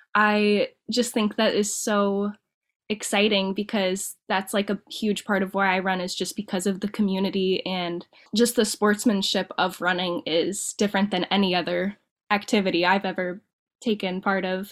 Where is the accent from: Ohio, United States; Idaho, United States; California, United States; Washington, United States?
Ohio, United States; Dayton; now in Perrysburg, United States; I'm from Dayton, Ohio, and I'm living up like near Perrysburg, Toledo area right now